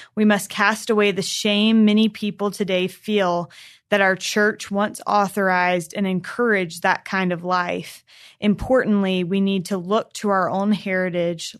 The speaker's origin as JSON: {"language": "English", "region": "North Carolina", "country": "United States", "tie": "born or raised there", "said": "When I was younger, I grew up in North Carolina"}